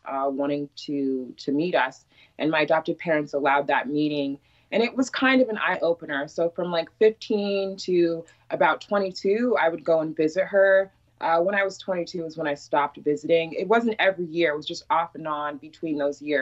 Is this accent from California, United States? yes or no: no; Iowa, United States; also born or lived in Chicago, Illinois; They decided to keep us, which is my parents in Iowa. So that was when I was 4 and 5. I was born in Chicago